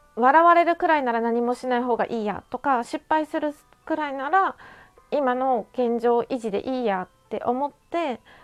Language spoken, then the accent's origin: Japanese; Japan; accent: strong regional accent (訛り); 私はこんな田舎でこんなに鉛が濃く残ってる地域にで育った